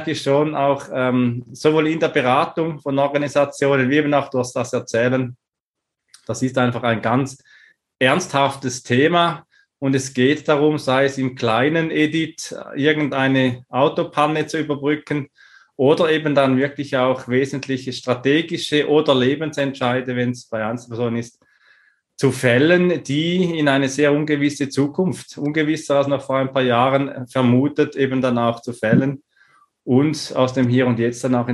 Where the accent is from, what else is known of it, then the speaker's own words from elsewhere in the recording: Switzerland; born there; Ähm, ich bin geboren in der Schweiz, hab